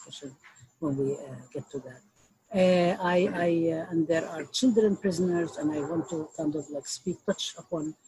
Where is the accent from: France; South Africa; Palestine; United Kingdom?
Palestine; Nablus, West Bank; also born or lived in Michigan, United States; now in Detroit, United States; I grew up, was born and raised in Nablus.